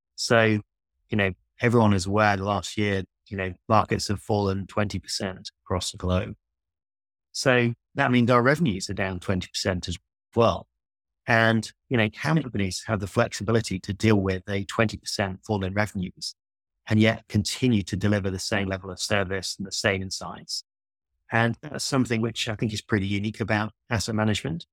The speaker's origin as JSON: {"language": "English", "region": "Yorkshire and the Humber", "country": "United Kingdom", "tie": "born or raised there", "said": "I grew up in North Yorkshire, where I am today, in fact, in a small village"}